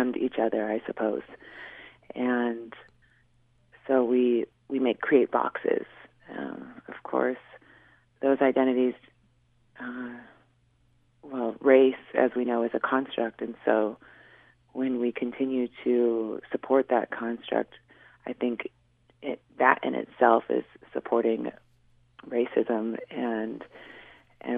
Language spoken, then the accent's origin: English; Washington, United States; born or raised there; also born or lived in Seattle